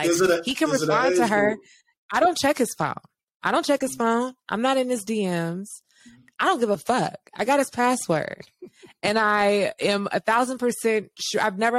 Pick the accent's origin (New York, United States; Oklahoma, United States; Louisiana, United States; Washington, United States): Louisiana, United States; New Orleans; I'm from the south. I'm from Louisiana.